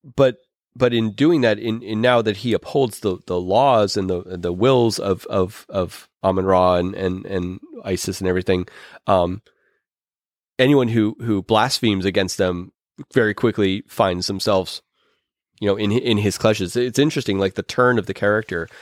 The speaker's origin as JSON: {"language": "English", "town": "Pittsburgh", "region": "Pennsylvania", "country": "United States", "said": "I'm from Pittsburgh"}